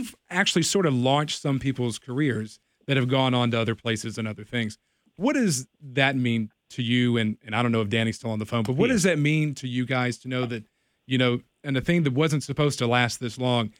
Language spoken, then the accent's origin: English; Bedford, Virginia, United States; I grew up in Bedford. I went to Liberty High School.